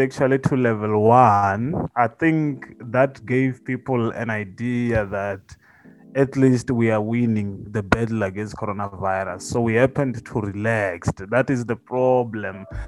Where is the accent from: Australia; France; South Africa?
South Africa; Limpopo; I'm from Limpopo